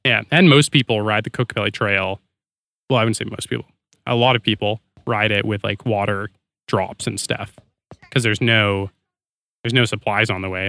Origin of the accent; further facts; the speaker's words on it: Canada; I'm Canadian.